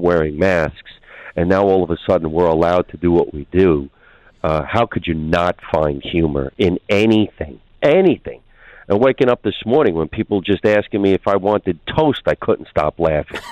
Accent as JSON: {"language": "English", "town": "Union", "region": "New Jersey", "country": "United States", "tie": "born or raised there", "said": "being a young teenager in the state of New Jersey"}